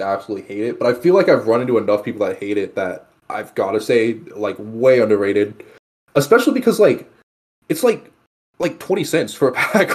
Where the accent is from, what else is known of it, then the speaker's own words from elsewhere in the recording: Texas, United States; growing up in Texas